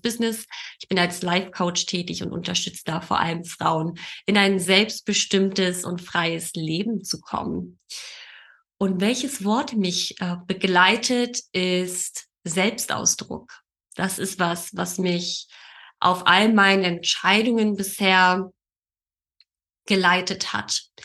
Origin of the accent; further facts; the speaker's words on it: Berlin, Germany; geboren und aufgewachsen in Berlin, wohne in Berlin